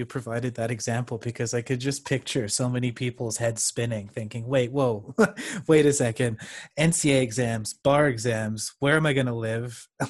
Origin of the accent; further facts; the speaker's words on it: Canada; also born or lived in United Kingdom; hey, I'm from Canada too. I'm a law student.